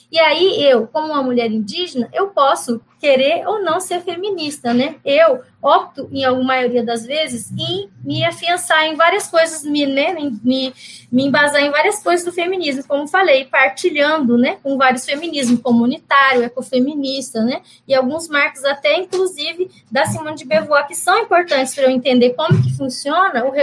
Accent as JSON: {"language": "Portuguese", "region": "Mato Grosso do Sul", "country": "Brazil", "said": "Quando eu falo que … sou guarani, eu, eu sou do Mato Grosso do Sul"}